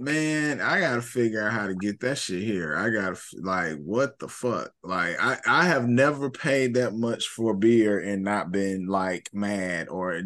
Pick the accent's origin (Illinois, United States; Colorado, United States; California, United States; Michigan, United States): Illinois, United States; Chicago; I grew up in the Chicago public school system.